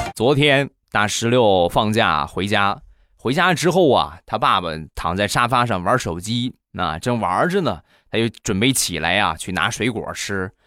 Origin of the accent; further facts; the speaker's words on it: Rizhao, Shandong, China; 我们家乡的特产啊，去年，前年卖了两年的日照绿茶